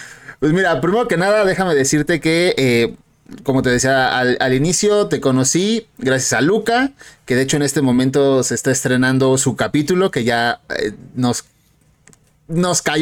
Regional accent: Mexico; Ok, eh, soy de aquí, de México. Eh, México, querido, lindo, hermoso.

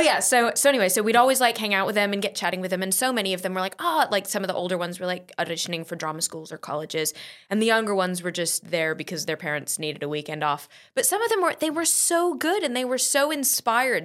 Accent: San Diego, California, United States; born or raised there; also born or lived in St Albans, England

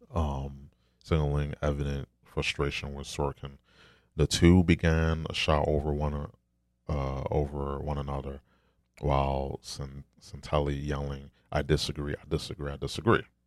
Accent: New York, United States; I'm from New York

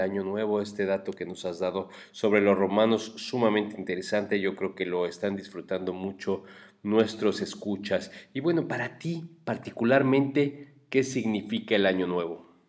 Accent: Mexico; como mexicanos

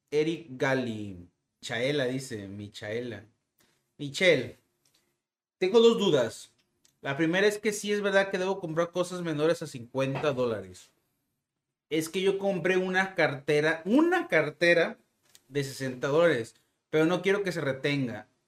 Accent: Mexico; Aproximadamente, este, soy de México.

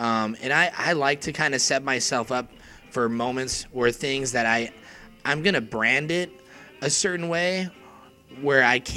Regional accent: Phoenix, Arizona, United States; I was born and raised in Phoenix

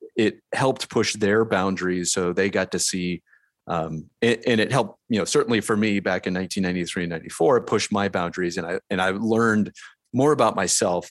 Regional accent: Delaware, Ohio, United States; I grew up in Delaware, Ohio, which is in the middle of of the state of Ohio

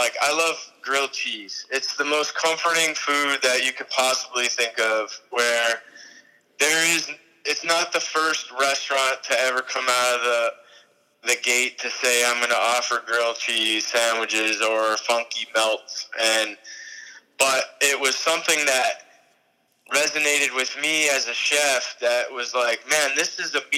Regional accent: New York, United States; moved away; also born or lived in St. Petersburg, Florida; I was raised in New York

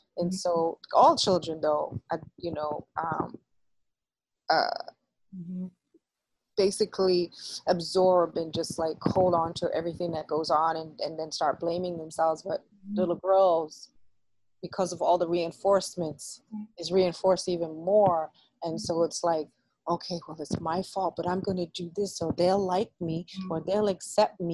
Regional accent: New York City, New York, United States; I grew up in the Boogie Down where rap started

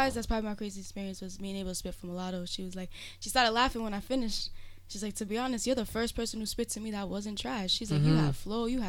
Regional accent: East Providence, Rhode Island, United States; I'm from East Providence

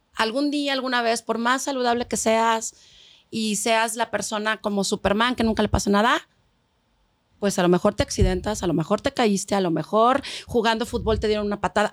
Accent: Mexico; aquí en México, como buen país latino, no solo vive papá, mamá, hijos

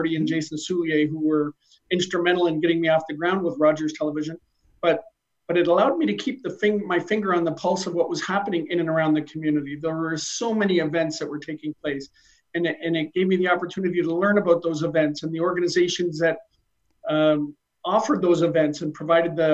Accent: Niagara region, Ontario, Canada; moved away as an adult; now in Brantford, Canada; I'm originally from the Niagara region.

